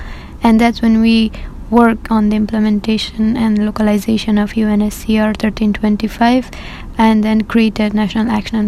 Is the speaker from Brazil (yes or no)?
no; Afghanistan; I was born and raised in Afghanistan